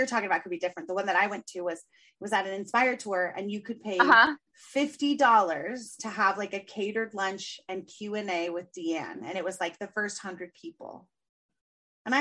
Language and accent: English; San Diego, California, United States; San Diego